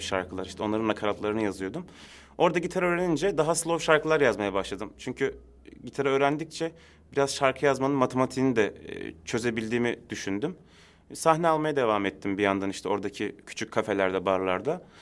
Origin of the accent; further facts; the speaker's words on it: Istanbul, Turkey; also born or lived in Adıyaman; Ben Aslen Adıyaman ama doğma büyüme İstanbul.